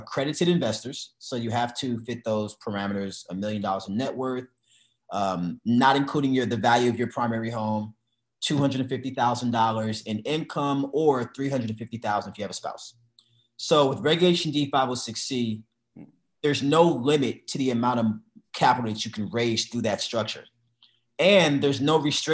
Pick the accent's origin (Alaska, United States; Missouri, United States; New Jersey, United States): Missouri, United States; I'm from Missouri.